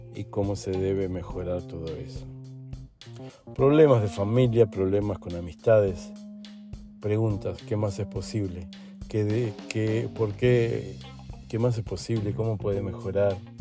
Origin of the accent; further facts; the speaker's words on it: Uruguay; also born or lived in Argentina / Brazil; now in Lisbon, Portugal; soy uruguayo, viví en Argentina un tiempito, después viví en Brasil unos cuantos años y ahora estoy aquí en Portugal.